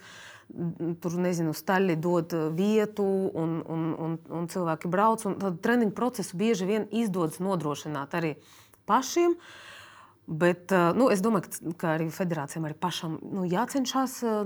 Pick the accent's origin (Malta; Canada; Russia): Russia; now in Latvia; esmu dzimusi Krievijā